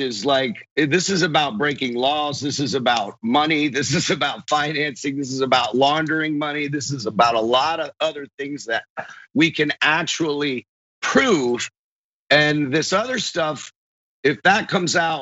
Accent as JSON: {"language": "English", "town": "Largo", "region": "Florida", "country": "United States", "tie": "born or raised there", "said": "I grew up in Largo, Clearwater area, Florida."}